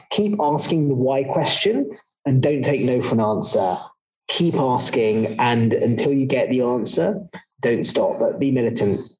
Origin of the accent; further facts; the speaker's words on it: London, United Kingdom; also born or lived in West Africa / East Africa; I, I, I, lived for a little while in West Africa, then East Africa, and then mainly in, in the UK, in West London.